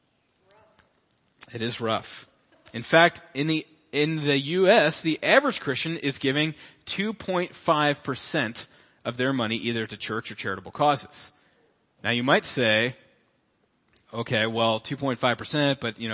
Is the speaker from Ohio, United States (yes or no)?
yes; Cincinnati, Ohio, United States; I was born in Cincinnati, Ohio, September 21st, 1985